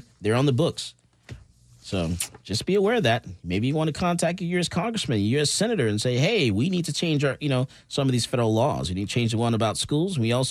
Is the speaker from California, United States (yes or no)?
no; Missouri, United States; Let's read it to me. I'm from Missouri.